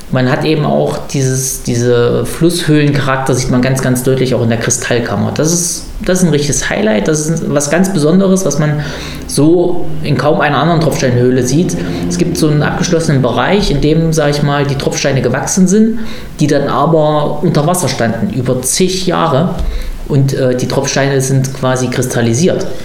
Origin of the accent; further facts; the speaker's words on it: Berlin, Germany; Und wie macht man das dann natürlich als typischer Berliner?